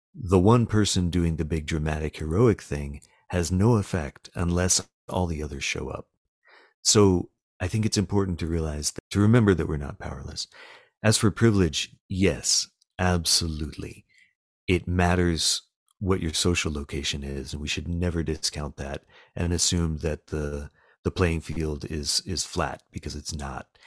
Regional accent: the South, United States; I live in a small town in the South, and I am a Southerner

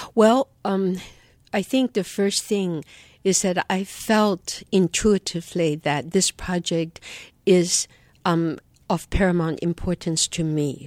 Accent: Taiwan; also born or lived in China / North Philadelphia; now in Philadelphia, United States; born in China, growing up in Taiwan

